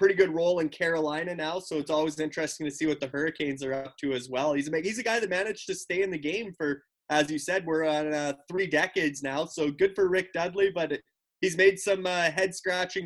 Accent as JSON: {"language": "English", "town": "Luseland", "region": "Saskatchewan", "country": "Canada", "tie": "born or raised there", "said": "my small town, Saskatchewan, population 650. The town name is Looseland, Luseland."}